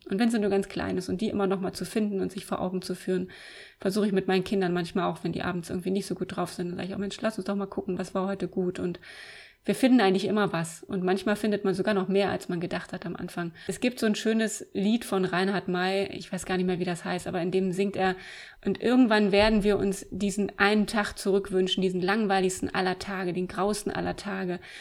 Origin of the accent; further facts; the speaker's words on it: Eisenhüttenstadt, Brandenburg, Germany; ich bin 1979 geboren in Eisenhüttenstadt. Das ist ganz im Osten der Republik an der polnischen Grenze. Die erste sozialistische Stadt. Bin also in der DDR aufgewachsen.